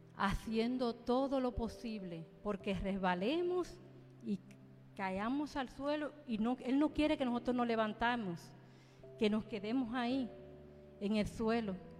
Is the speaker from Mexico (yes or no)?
no; Dominican Republic; yo soy dominicana